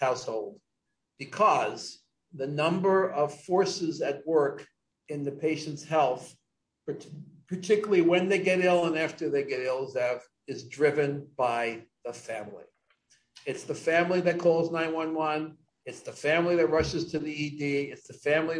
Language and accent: English; New York, United States; I grew up in New York